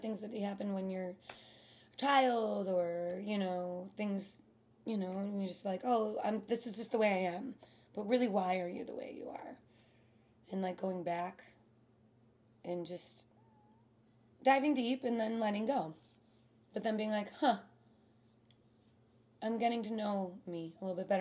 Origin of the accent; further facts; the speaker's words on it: Chicago, Illinois, United States; growing up in Chicago